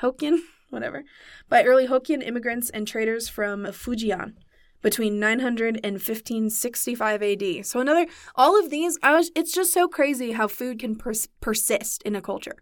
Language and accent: English; Santa Maria, California, United States; I grew up in Santa Maria, lumpia constantly, especially around Christmas time